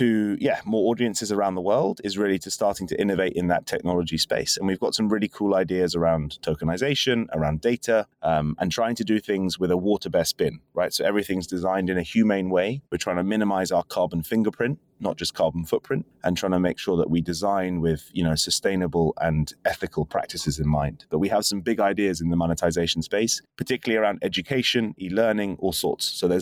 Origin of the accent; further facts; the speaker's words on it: London, United Kingdom; As a Londoner, was a kind of big moment in just 2 years.